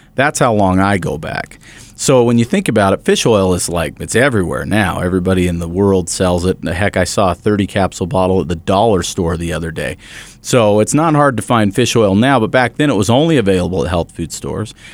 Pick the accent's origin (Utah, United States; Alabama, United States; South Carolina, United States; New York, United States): Utah, United States; Bountiful; the local newspaper that I grew up with there in Bountiful